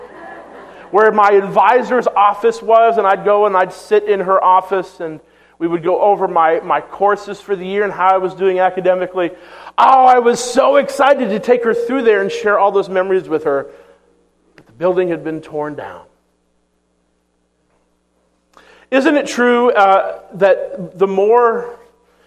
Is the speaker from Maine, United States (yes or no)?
yes; Maine, United States; moved away; my hometown in Maine